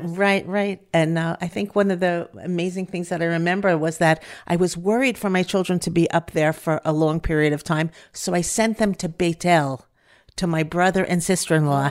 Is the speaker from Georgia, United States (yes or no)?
no; Five Towns, New York, United States; moved away as an adult; now in Efrat, Israel; I'm from the Five Towns origi-, originally